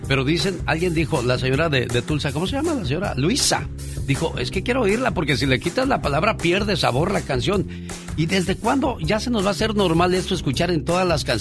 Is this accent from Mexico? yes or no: yes; Ciudad Altamirano, Guerrero, Mexico; Sí, como no, gente de Tierra Caliente, porque un día salí de Ciudad Altamirano, México. Pero Ciudad Altamirano, Guerrero, México, nunca salió de mí.